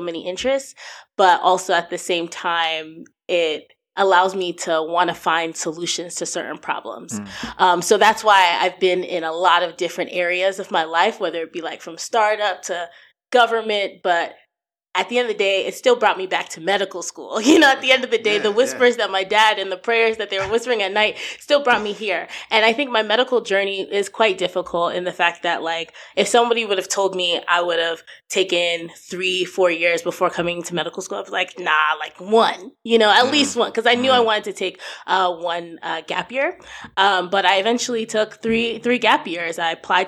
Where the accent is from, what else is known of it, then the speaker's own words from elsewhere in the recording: New Jersey, United States; moved away as an adult; now in Ohio, United States; I was raised in New Jersey, but I'm Nigerian